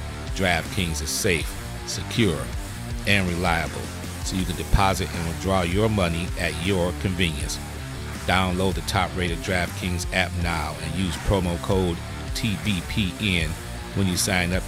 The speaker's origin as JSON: {"language": "English", "town": "Detroit", "region": "Michigan", "country": "United States", "said": "You know, I'm originally from Detroit, Michigan."}